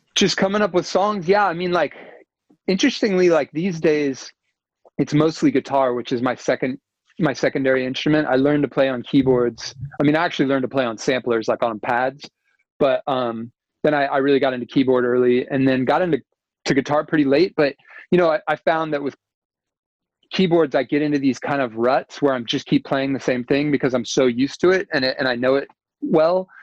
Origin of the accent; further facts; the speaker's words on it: United States; I'm American